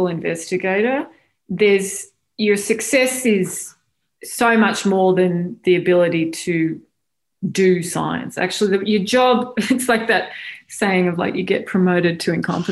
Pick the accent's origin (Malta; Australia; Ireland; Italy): Australia; moved away as an adult; also born or lived in Melbourne, Australia; now in United States; I grew up in Australia, went to Melbourne University